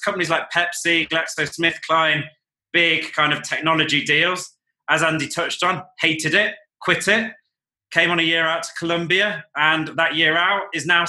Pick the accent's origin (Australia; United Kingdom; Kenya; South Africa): United Kingdom; Nottingham, East Midlands; moved away; I grew up in a city called Nottingham in the United Kingdom